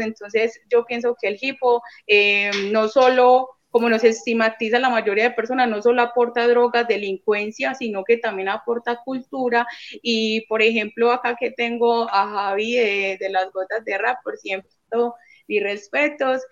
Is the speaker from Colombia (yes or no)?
yes; Medellín, Antioquia, Colombia; yo soy de la Comuna 13